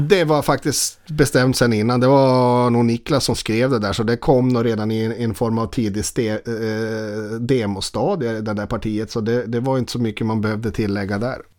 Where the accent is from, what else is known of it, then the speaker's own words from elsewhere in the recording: Boden, Norrbotten County, Sweden; moved away; also born or lived in Stockholm; jag är eh, alltså, från Boden